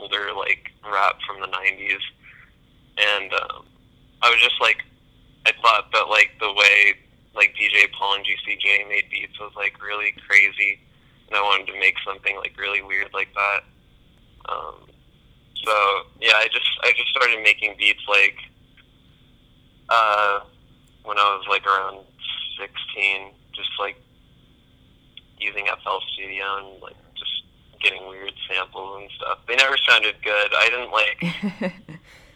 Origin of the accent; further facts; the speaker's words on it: Sacramento, California, United States; I'm from Sacramento, California.